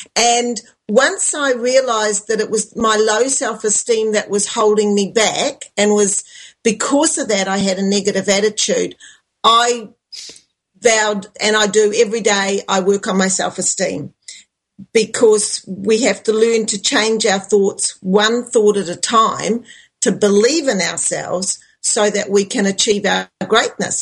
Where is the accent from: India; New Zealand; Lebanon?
New Zealand; I'm from New Zealand